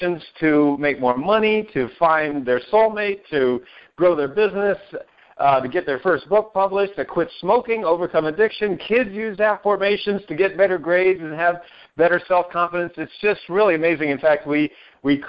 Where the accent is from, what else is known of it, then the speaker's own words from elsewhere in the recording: Maine, United States; moved away as an adult; now in Northeast Ohio, United States; I'm not from Ohio. No, I'm from Maine